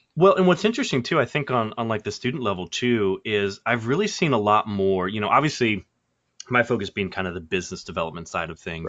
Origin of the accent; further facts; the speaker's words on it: Kansas City, Missouri, United States; moving back to Kansas City, which is, you know, kind of my hometown